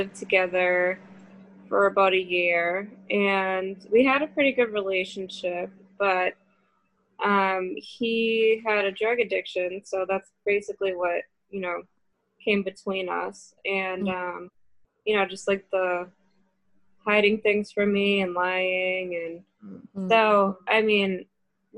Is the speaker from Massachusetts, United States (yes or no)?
yes; Somerville, Massachusetts, United States; I'm from Somerville